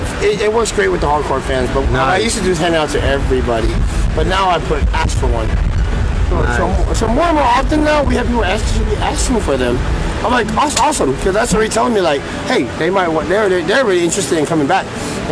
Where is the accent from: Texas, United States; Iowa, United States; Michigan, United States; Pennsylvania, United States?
Texas, United States; Houston; I am from Houston.